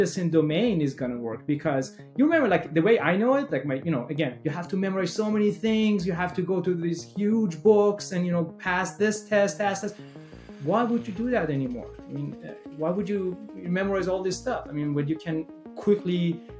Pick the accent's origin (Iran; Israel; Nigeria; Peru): Iran; moved away as an adult; now in United States; I grew up in Iran